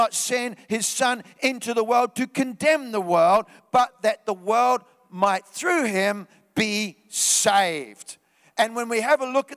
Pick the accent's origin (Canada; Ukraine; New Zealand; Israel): New Zealand; moved away; I was back in New Zealand in my hometown.